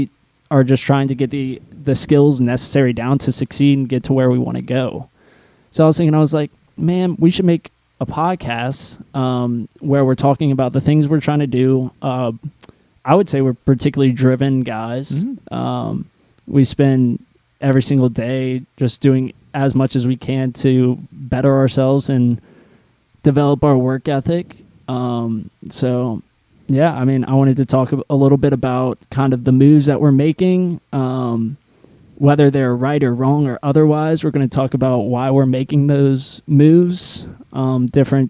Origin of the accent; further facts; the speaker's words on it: Baton Rouge, Louisiana, United States; Baton Rouge, born and raised